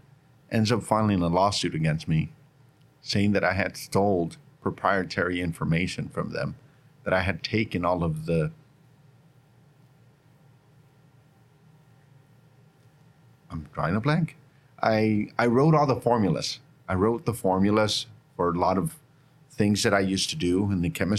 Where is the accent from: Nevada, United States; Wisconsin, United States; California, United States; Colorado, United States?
Nevada, United States; Northern; moved away as an adult; also born or lived in Carson City, Nevada; now in Bakersfield, United States; I grew up in Northern Nevada, and I end up here